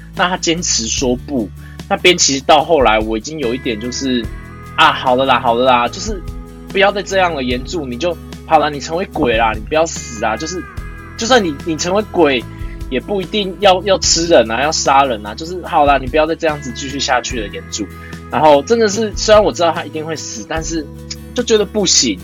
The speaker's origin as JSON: {"language": "Chinese", "region": "Tainan", "country": "Taiwan", "said": "我是台南人啊"}